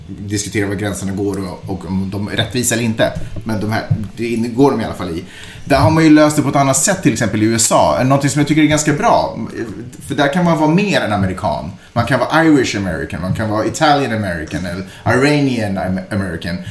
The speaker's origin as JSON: {"language": "Swedish", "country": "Finland", "accent": "Finland-Swedish", "moved": "yes", "lives_now": "Sweden", "said": "jag, som ändå är första generationens invandrare i Sverige"}